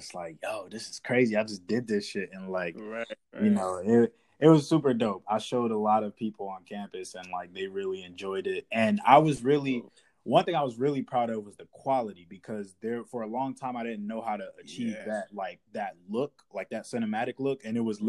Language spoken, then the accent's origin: English; Washington, District of Columbia, United States; moved away as an adult; now in Atlanta, United States; I'm from Washington, D.C. I'm born and raised there. Right now, I'm based in Atlanta